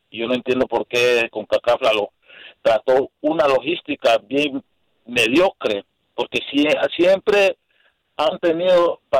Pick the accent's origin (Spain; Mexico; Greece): Mexico; now in Houston, United States; yo soy mexicano